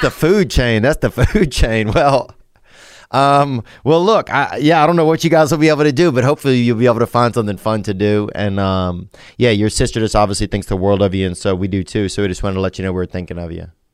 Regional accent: Louisiana, United States; also born or lived in Nashville; now in Los Angeles, United States; I'm from Louisiana, but I live right now in Los Angeles and Nashville.

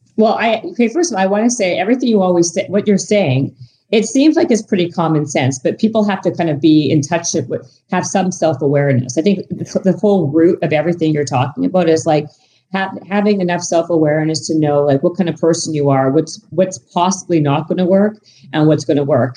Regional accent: Canada; moved away; I'm Canadian

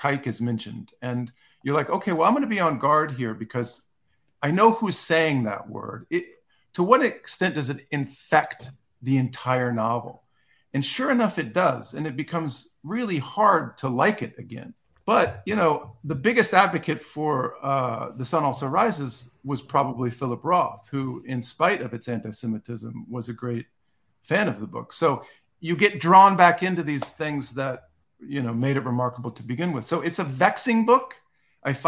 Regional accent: Key West, Florida, United States; moved away; I lived in Key West I grew up in Key West for 5 or 6 years

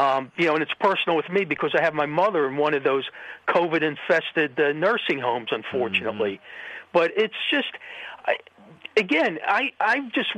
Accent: Philadelphia, Pennsylvania, United States; In my hometown, my beloved hometown, the birthplace of what was once a great nation

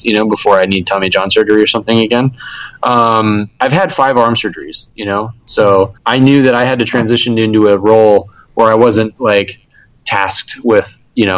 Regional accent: Huntington Beach, California, United States; now in Fresno, United States; We are actually both from Huntington Beach

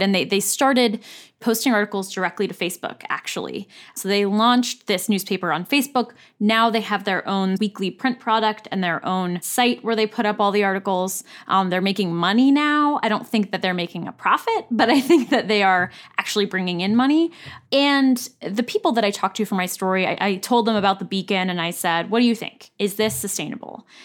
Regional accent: United States; moved away; My hometown and the surrounding area has no local television station.

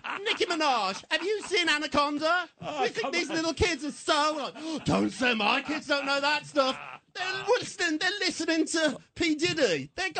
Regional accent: United Kingdom; moved away; When I was growing up in Britain, it was tough

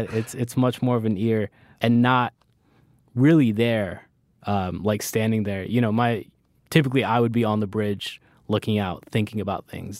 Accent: Miami, Florida, United States; also born or lived in Bronx, New York / Orlando; I moved to Florida when I was small.

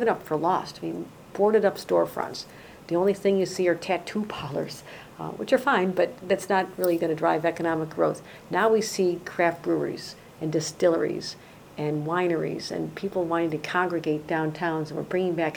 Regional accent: Buffalo, New York, United States; also born or lived in London; I was from Buffalo

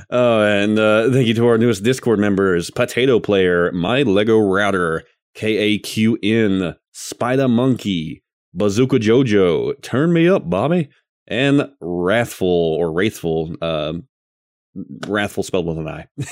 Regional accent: the South, United States; I'm from the South

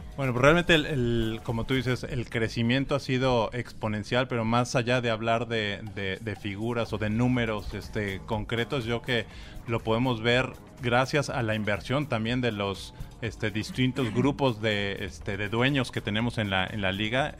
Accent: Mexico; soy mexicano

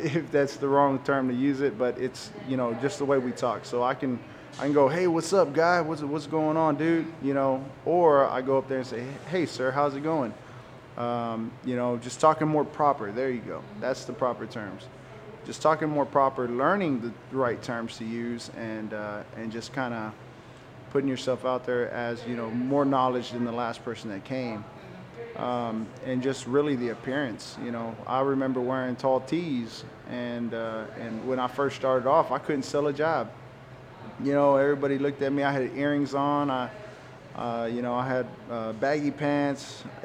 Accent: Waco, Texas, United States; accent: Chicano; I grew up in Southside of Waco.

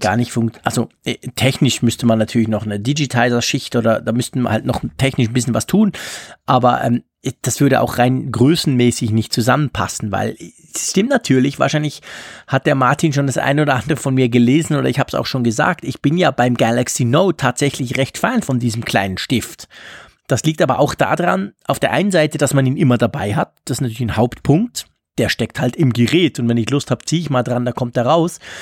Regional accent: Switzerland

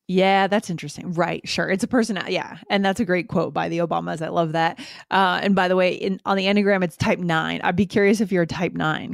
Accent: United States; we're both coming from American culture

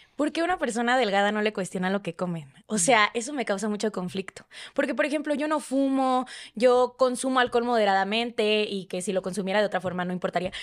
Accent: Sonora, Mexico; moved away as an adult; now in Mexico City, Mexico; soy una sonorense que tiene como tres meses viviendo en Ciudad de México

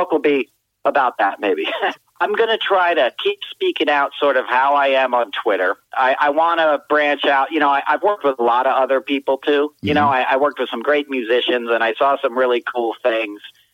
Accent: United States; I grew up outside of Washington, D.C. in the 70s

